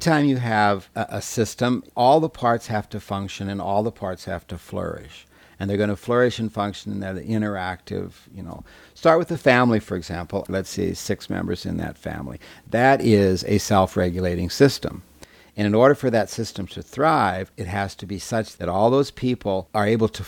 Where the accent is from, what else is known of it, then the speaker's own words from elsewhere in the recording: Nebraska, United States; I was born and raised in Nebraska